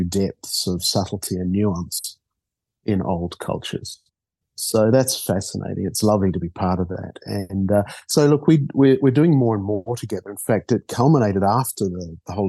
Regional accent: Auckland, New Zealand; moved away as an adult; also born or lived in Australia / Papua New Guinea / Rarotonga; I grew up in Auckland

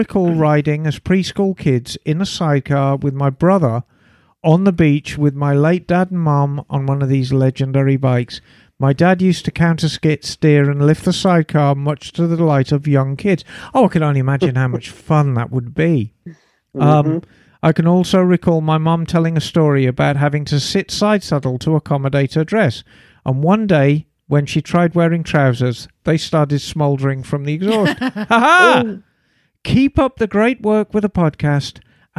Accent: South Africa; now in Australia; I grew up in South Africa, but like her, was also born in 1962. Love and own a Triumph and a Harley. And have lived abroad, in my case, Australia, for 3 decades.

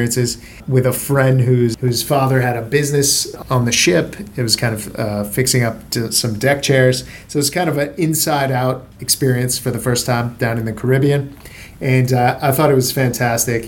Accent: Miami, Florida, United States; moved away as an adult; now in Sydney, Australia; I grew up in Miami

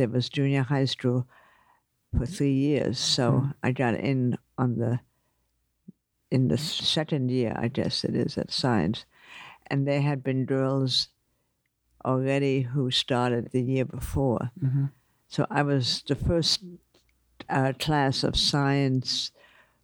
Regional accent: New York City, New York, United States; also born or lived in Germany; I grew up mainly in Manhattan on Riverside Drive, though I was born in Germany

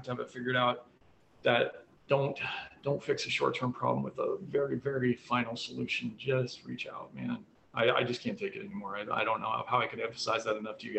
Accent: Colorado, United States; moved away; my childhood growing up in Colorado

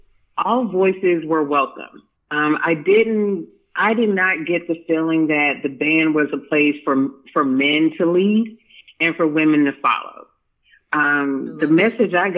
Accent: Durham, North Carolina, United States; I'm originally from Durham, North Carolina

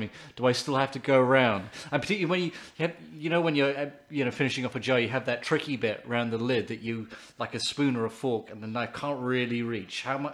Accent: England, United Kingdom; I'm English

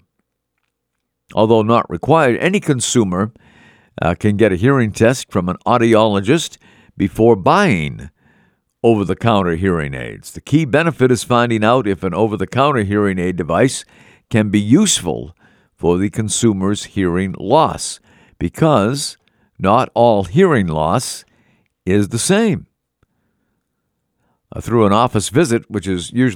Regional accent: Melrose, Massachusetts, United States; Melrose, Massachusetts, my hometown

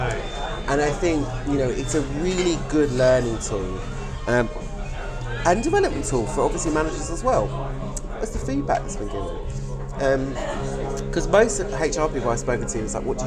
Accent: United Kingdom; as British people

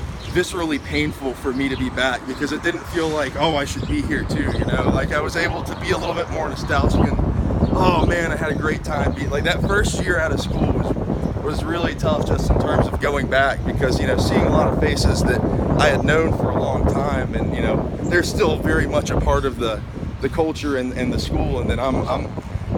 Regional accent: Raleigh, North Carolina, United States; also born or lived in Chapel Hill, North Carolina; I am from Raleigh, North Carolina. I was born and raised there

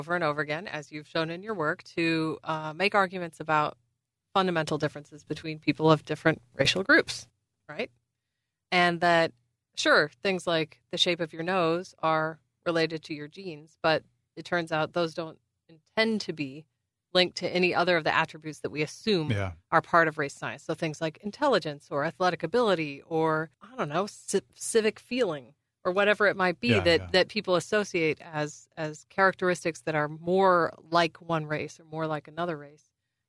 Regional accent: Indiana, United States; I grew up in Midwestern, you know, in Indiana in the 1980s, and my town was pretty racially non-diverse.

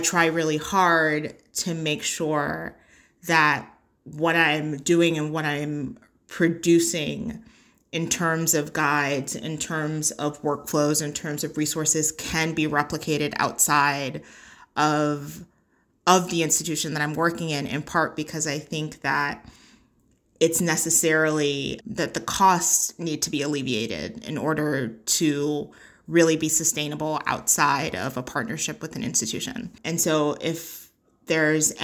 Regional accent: New York, United States; moved away as an adult; now in Philadelphia, United States; while I am a Black woman in Philadelphia, I am not a Black Philadelphian. I grew up in New York

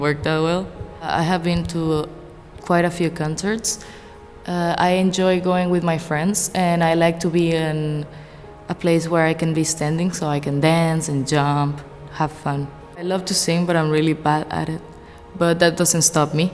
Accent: Portugal; moved away as an adult; also born or lived in Venezuela (parents); now in Macau; I come from Portugal, which is in Europe. My parents are from Venezuela, which is a country in Latin America. I've been living in Macau since September 2018

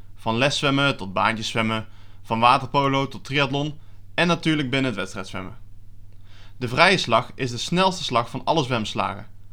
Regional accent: Netherlands; wij als Nederlanders groot mee zijn geworden

